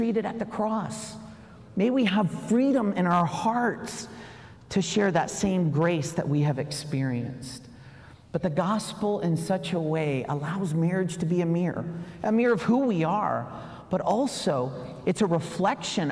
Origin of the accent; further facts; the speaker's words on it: South Carolina, United States; I came from South Carolina